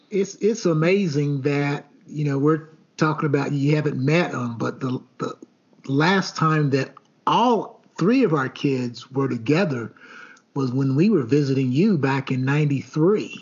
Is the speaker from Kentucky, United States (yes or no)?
yes; Elizabethtown, Kentucky, United States; growing up in uh, Elizabethtown or Etown, Kentucky, and Hardin County